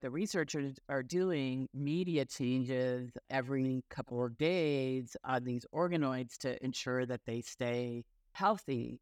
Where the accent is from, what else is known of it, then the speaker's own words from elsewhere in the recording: rural Illinois, United States; also born or lived in Cairo, Egypt; I was born in Cairo, Egypt, but moved to the United States when I was really young and grew up in rural Illinois.